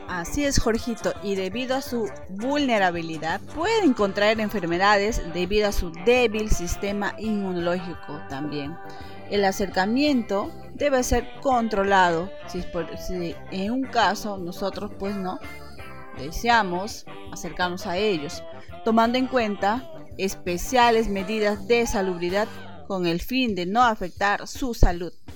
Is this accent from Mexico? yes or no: no; Peru; nuestro querido Perú